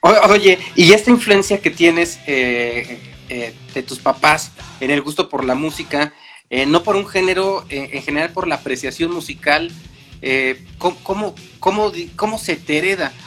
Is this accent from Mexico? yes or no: yes; Mexico; como mexicanos, como latinos